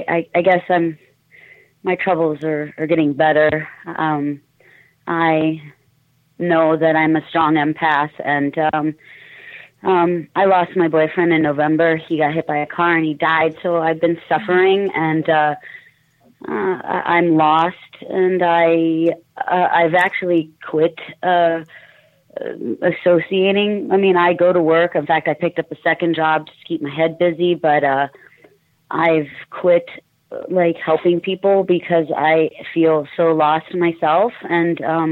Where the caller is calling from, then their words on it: Canton, Ohio, United States; I'm from Canton, Ohio. How are you tonight?